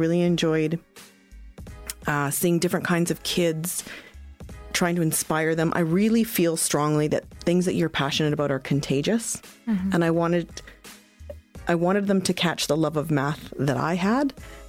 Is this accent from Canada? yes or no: yes; Ontario, Canada; born there; I am of Chilean descent. So everyone in my family was born in Chile, but I was born here in Canada, out in Ontario.